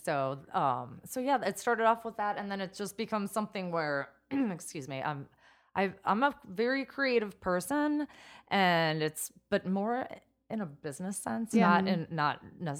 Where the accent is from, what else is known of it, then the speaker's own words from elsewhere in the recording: Chicago, Illinois, United States; moved away; I'm from Chicago area yeah. originally.